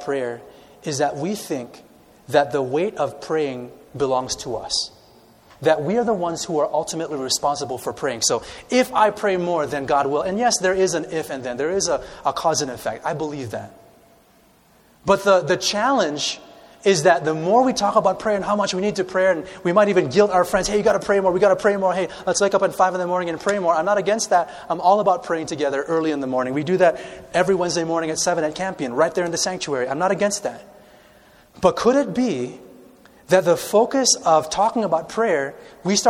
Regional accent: Chicago, Illinois, United States; I grew up in the city of Chicago. I'm a city boy.

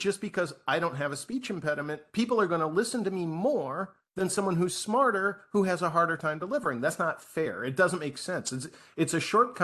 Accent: Midwest, United States; I was raised in the Midwest

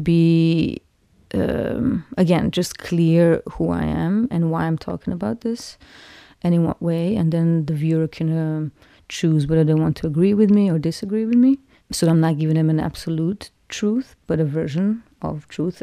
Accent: Cyprus; moved away; As I was growing up in Cyprus

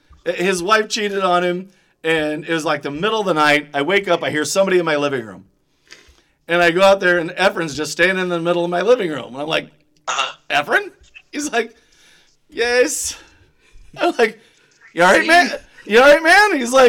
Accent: Cuba; So anytime somebody says, you're from Cuba, and I'm like, do you not think that I'm from Cuba, man?

